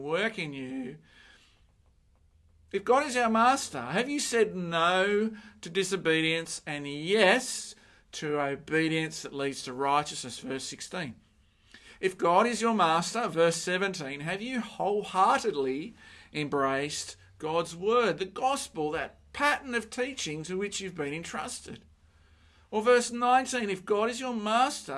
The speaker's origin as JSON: {"language": "English", "town": "Sydney", "region": "New South Wales", "country": "Australia", "tie": "born or raised there", "said": "I grew up in Mount Druitt"}